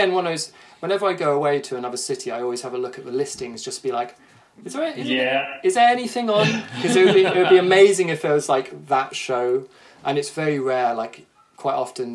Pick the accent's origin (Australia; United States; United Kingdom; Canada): United Kingdom; Somerset, South West England; moved away as an adult; also born or lived in Brighton; I grew up in Somerset